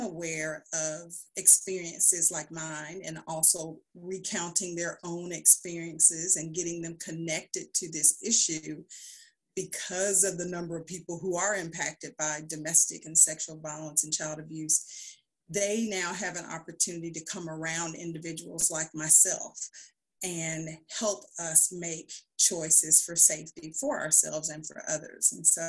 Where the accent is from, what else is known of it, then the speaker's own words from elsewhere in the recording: Huntsville, Alabama, United States; I'm originally from Huntsville, Alabama. I'm the daughter of a teen mom.